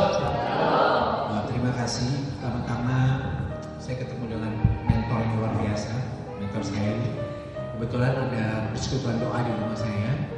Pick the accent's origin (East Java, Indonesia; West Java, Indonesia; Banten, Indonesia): Banten, Indonesia; Serang; Ya awalnya saya ini dari Serang saya muslim papa mama saya hidup semua keluarga kami keluarga besar